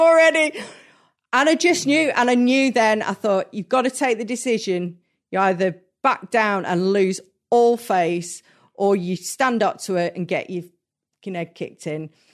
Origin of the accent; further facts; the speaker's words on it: Hertfordshire, East of England, United Kingdom; moved away; I grew up in Hertfordshire and, like, just north of London